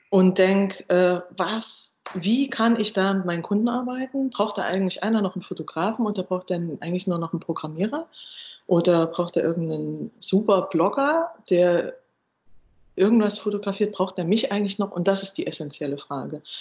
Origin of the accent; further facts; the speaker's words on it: eastern Germany, Germany; ich komme ja auch aus Ostdeutschland äh, ursprünglich